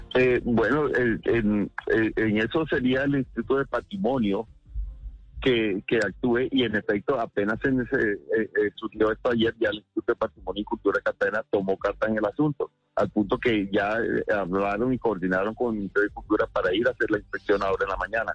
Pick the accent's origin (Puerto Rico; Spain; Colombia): Colombia; Costeño, Caribbean Region; pensando como costeño